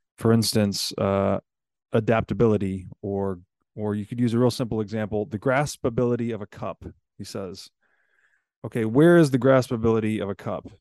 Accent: United States; I'm an American citizen

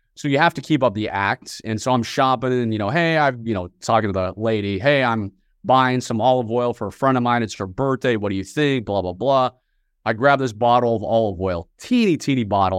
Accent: Northern Virginia, United States; I was born and raised just outside of Washington, D C, in Northern Virginia

